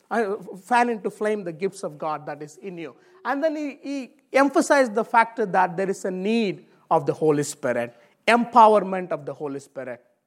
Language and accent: English; India; moved away; I come from Indian background.